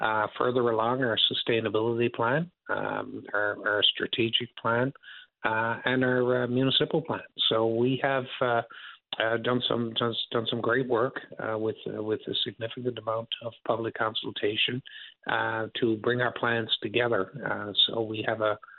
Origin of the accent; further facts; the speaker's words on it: St. John's, Newfoundland and Labrador, Canada; I'm from St. John's and grew up here.